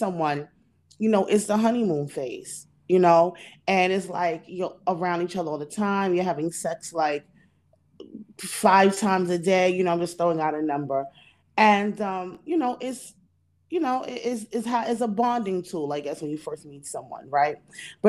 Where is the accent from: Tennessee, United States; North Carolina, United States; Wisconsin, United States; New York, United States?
New York, United States; New York City; I grew up in New York City in the 80s and the 90s